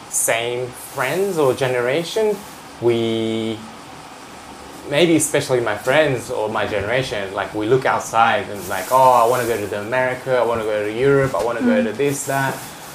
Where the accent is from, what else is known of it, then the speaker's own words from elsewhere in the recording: Osaka, Japan; also born or lived in Australia / Adelaide; I was born in Australia, and I moved to Japan in about six months old.